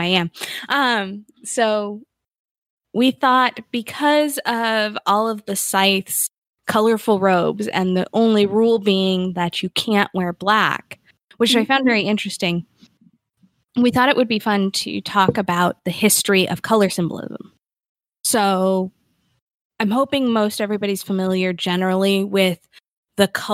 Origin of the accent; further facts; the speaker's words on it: United States; being American